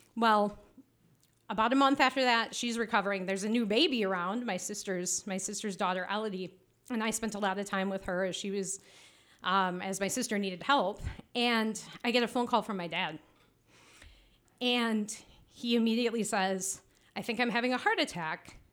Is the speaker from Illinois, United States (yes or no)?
no; Traverse City, Michigan, United States; I am from Traverse City